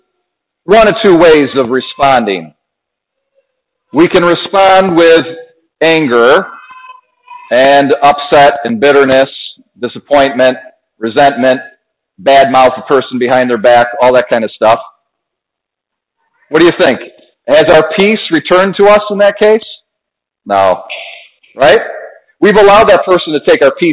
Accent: Ontario, New York, United States; also born or lived in Adirondacks, New York; I'm a Wayne County boy, so I grew up in Ontario

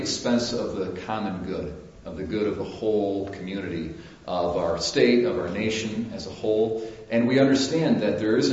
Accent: United States; us as Americans

